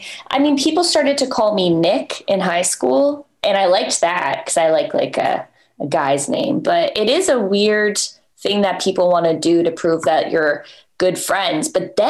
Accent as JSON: {"language": "English", "town": "Toronto", "region": "Ontario", "country": "Canada", "moved": "as an adult", "lives_now": "United States", "said": "when I'm from Toronto"}